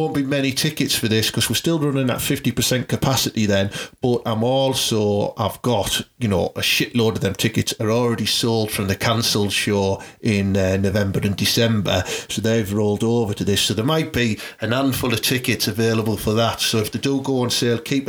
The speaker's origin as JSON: {"language": "English", "area": "Teesside", "region": "North East England", "country": "United Kingdom", "tie": "born or raised there", "said": "growing up in Teesside in like the 80s and 90s"}